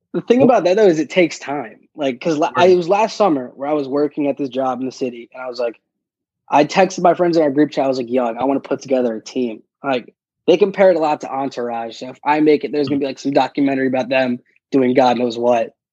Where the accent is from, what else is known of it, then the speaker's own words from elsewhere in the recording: New York City, New York, United States; I grew up in Queens pretty much with my mom's side of the family